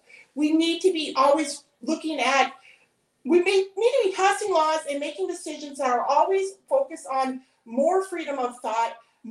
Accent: Montana, United States; I grew up on the High Line

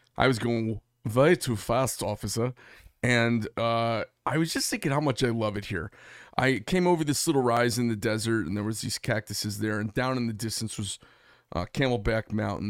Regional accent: Phoenix, Arizona, United States; We're from Phoenix, Arizona

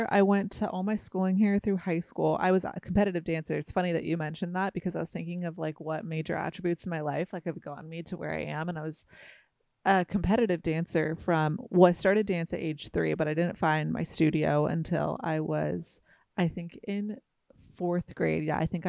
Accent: Hoag, Orange County, California, United States; I was born here, not actually in Costa Mesa. I was born in Hogue

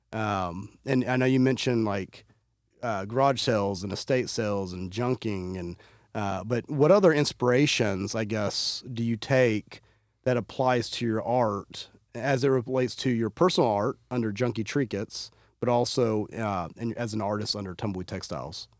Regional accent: Fort Worth, Texas, United States; I'm from Fort Worth

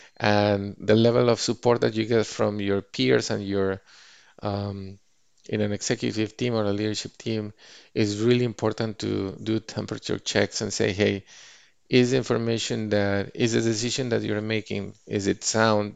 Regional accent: Mexico City, Mexico; moved away as an adult; now in Bay Area, United States; my hometown in Mexico City

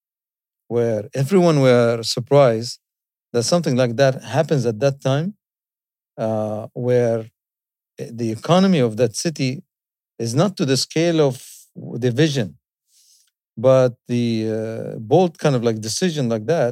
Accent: Dubai, United Arab Emirates; I'm from Dubai

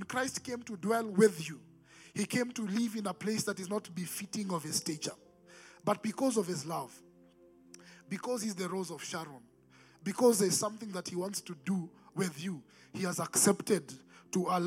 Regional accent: Nairobi, Kenya; growing up in Nairobi, Eastlands

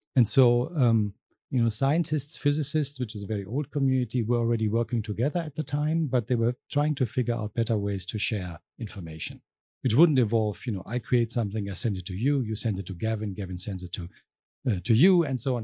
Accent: southwest Germany, Germany; moved away as an adult; also born or lived in Berlin, Germany / London, United Kingdom; now in Arkansas, United States; I'm originally from Germany. Mm-hmm. I'm from the uh, southwest of Germany

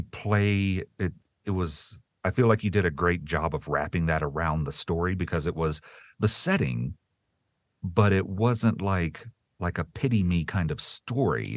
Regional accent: the South, United States; I grew up in the South

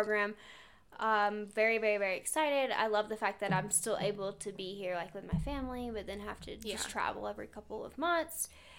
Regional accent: Pigeon Forge, Tennessee, United States; moved away as an adult; also born or lived in Alaska; I'm from Pigeon Forge area, which is about 30, 35 minutes away.

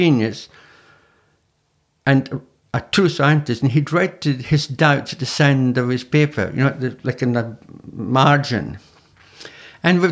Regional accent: Scottish Highlands, Scotland, United Kingdom; I'm Scottish, from the Highlands. You know, in Scotland.

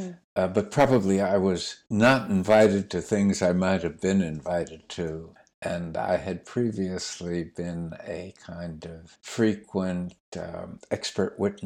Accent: New York City, New York, United States; I was brought up in Manhattan in a very secular environment

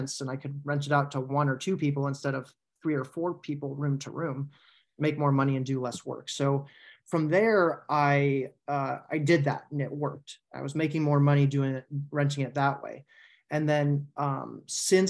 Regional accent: San Francisco Bay Area, California, United States; moved away as an adult; also born or lived in North Carolina; I grew up in the San Francisco Bay Area

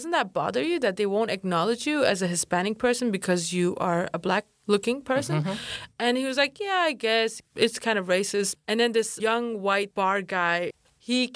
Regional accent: Denmark; accent: American; first language Kurdish; English is a second language; moved away as an adult; also born or lived in United Kingdom; now in New York, United States; I grew up in Denmark and I lived there till I was 23. I grew up speaking both

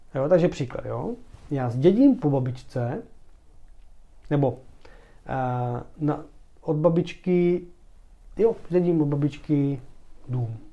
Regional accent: Czechia; jsme Češi

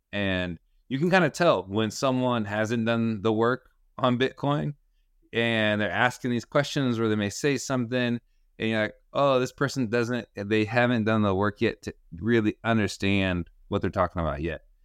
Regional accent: Sacramento, California, United States; also born or lived in Cúcuta, Colombia / Utah; I grew up in Sacramento, uh, where I currently am.

